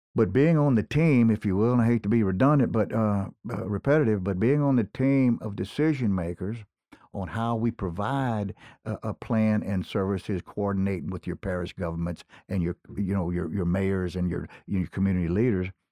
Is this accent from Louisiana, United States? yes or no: yes; Gonzales, Louisiana, United States; not unlike what I grew up with in Gonzales